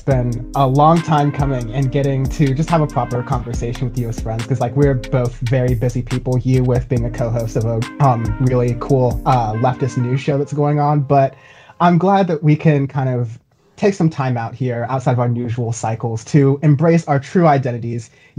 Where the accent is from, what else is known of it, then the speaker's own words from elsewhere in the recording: New York, United States; So as a New Yorker, as someone who's been paying a lot of close attention to these things